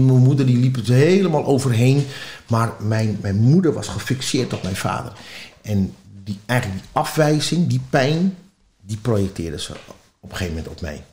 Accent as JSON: {"language": "Dutch", "town": "Amsterdam", "region": "North Holland", "country": "Netherlands", "tie": "born or raised there", "said": "Ik ben in Amsterdam geboren"}